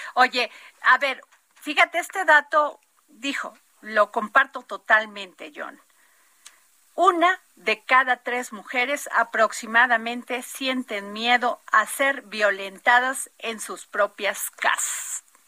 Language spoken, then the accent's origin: Spanish; Mexico; así somos los mexicanos